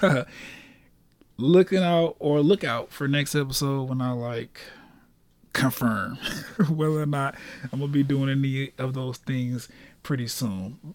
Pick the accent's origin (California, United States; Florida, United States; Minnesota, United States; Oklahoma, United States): Florida, United States; Orlando; born and raised in Orlando